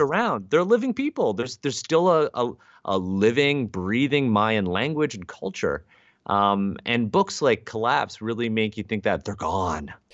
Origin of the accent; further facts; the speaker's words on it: Canada; I'm Asian Canadian